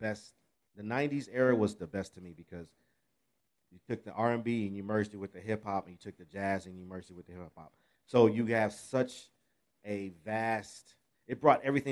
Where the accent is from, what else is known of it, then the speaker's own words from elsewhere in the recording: Pasadena, California, United States; I grew up in Pasadena and in L.A. area